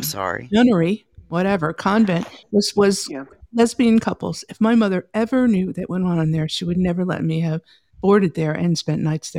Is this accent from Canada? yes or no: no; Sicily, Italy; I'm from Sicily.